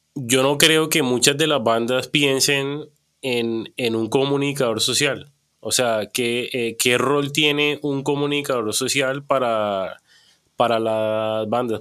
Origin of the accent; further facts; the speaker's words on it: Cartagena, Bolívar, Colombia; yo crecí en Cartagena